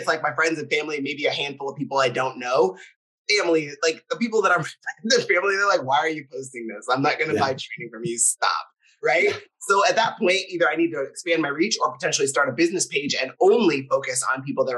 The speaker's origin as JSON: {"language": "English", "region": "Minnesota", "country": "United States", "tie": "born or raised there", "said": "I grew up in Minnesota though, Scott. So when I say certain things, and my mom has, I say mom in Minnesota, my mom has a crazy accent at all times."}